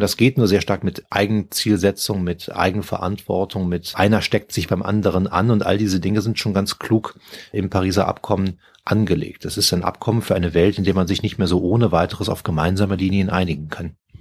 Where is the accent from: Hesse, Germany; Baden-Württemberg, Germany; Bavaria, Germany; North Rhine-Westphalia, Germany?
North Rhine-Westphalia, Germany; Cologne; moved away; also born or lived in Brazil; meiner Heimatstadt Köln